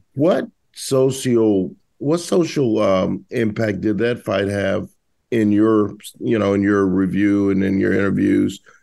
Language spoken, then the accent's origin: English; the South, United States; I grew up in the South